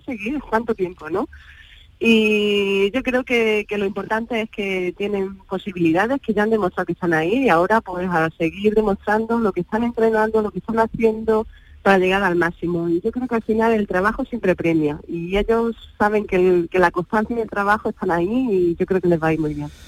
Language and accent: Spanish; Granada, Andalusia, Spain; como un granadina